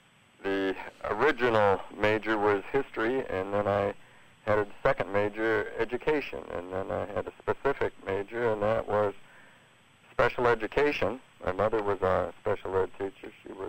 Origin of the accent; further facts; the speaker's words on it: Royal Oak, Michigan, United States; Royal Oak, Michigan.